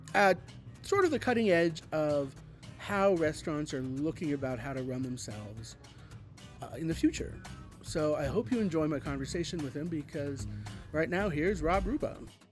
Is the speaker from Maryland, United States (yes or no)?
no; Denver, Colorado, United States; moved away; Denver, which is my hometown